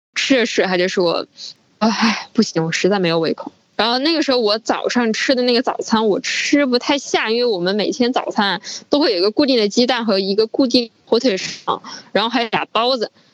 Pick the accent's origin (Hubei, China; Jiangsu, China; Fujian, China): Hubei, China; Wuhan; moved away; also born or lived in Beijing; 今年二十六岁。嗯，我是之前一直在北京这边工作，然后是一月十九号从北京这边坐高铁回武汉